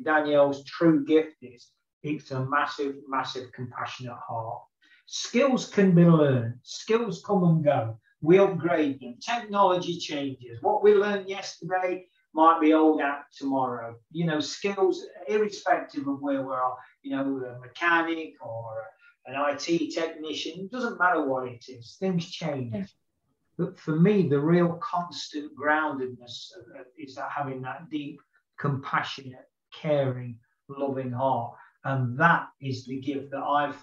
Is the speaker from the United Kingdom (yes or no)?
yes; United Kingdom; as a Westerner, as a Brit